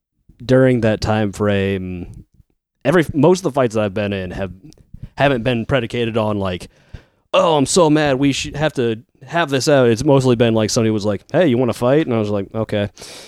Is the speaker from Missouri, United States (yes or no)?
no; Fort Wayne, Indiana, United States; I'm fine living here. Like, if I want to go somewhere else, I'll just go. Like, there's other cities around here that I wouldn't mind living